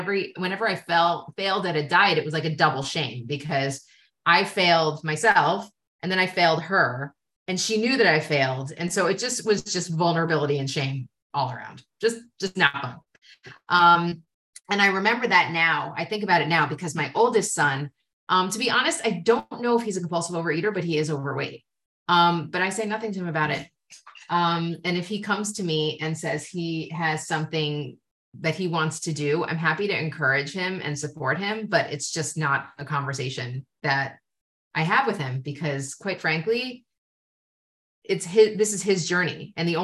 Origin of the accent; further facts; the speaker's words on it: United States; I come from America